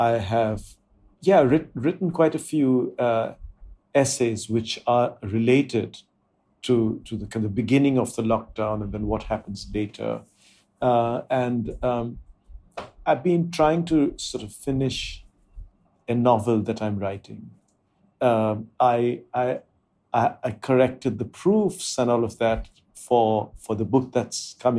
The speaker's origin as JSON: {"language": "English", "country": "India", "first_language": "Bengali", "second_language": "English", "said": "being an Indian"}